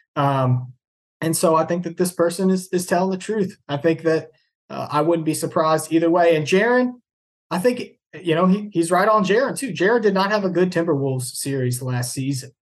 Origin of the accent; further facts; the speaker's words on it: Louisville, Kentucky, United States; I grew up in Louisville, Kentucky